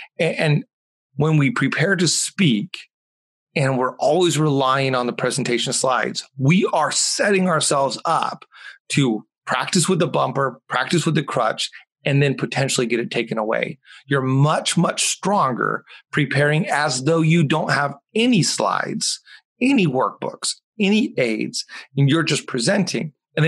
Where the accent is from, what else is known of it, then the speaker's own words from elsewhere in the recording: Mexico; English is a second language; Or football, as I grew up calling it in Mexico.